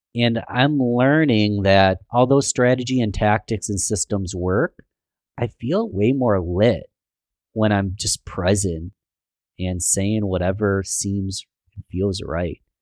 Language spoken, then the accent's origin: English; Rochester, New York, United States; born and raised in Rochester, New York, love my city